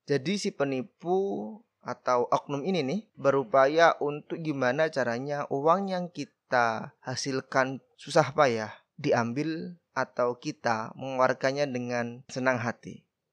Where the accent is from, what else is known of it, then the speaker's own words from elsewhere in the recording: Badas, East Java, Indonesia; Desaku adalah salah satu desa yang ada di Kabupaten Kediri, Jawa Timur